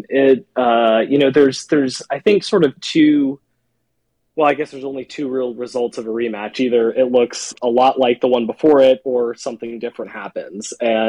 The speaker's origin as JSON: {"language": "English", "town": "Atlanta", "region": "Georgia", "country": "United States", "tie": "born or raised there", "said": "I grew up in Atlanta and then went to UGA"}